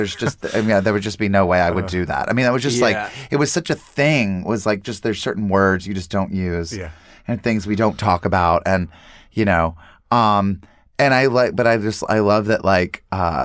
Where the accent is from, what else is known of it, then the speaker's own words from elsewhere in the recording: North Carolina, United States; growing up in North Carolina